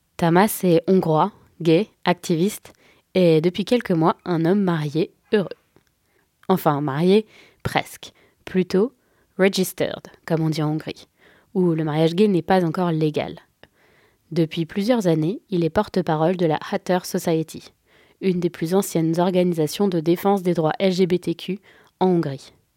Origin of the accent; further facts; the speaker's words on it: France; je suis française, européenne et hétérosexuelle